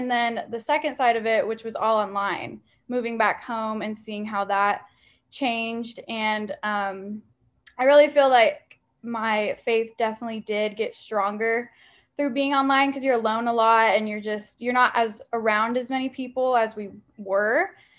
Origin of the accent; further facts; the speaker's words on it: Simi Valley, California, United States; I grew up in Simi Valley. I was born in Simi Valley. I grew up in the same house, Christian household.